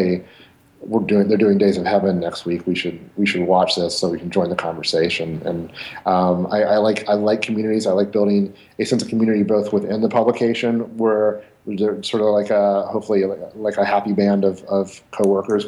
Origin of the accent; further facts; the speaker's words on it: Englewood, Ohio, United States; I grew up in a suburb of Dayton, Ohio, called Inglewood, Ohio